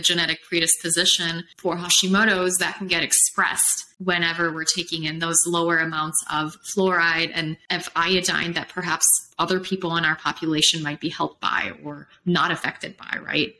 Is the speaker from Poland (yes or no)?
yes; Poland; also born or lived in Chicago, United States / Los Angeles, United States / Phoenix, United States / Colorado, United States; now in Austin, United States; I'm from Poland originally, and then I came to Chicago, which is like Poland 2.0